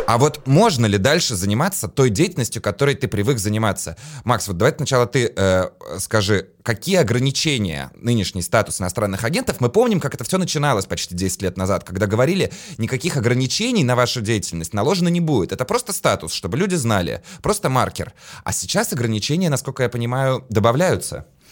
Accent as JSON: {"language": "Russian", "country": "Latvia", "said": "я сам из Латвии"}